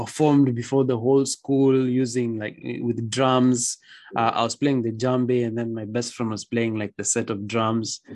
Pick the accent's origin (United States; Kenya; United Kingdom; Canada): Kenya; Nairobi; I came from a very good school, Riara, mm-hmm. and then I went to a different school mm-hmm. in the other side of Nairobi